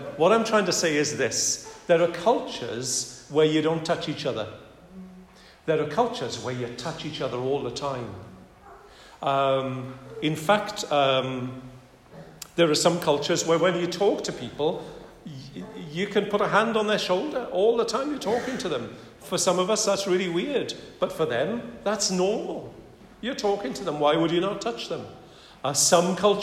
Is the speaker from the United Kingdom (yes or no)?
yes; United Kingdom; now in France; I may not be English, but I am British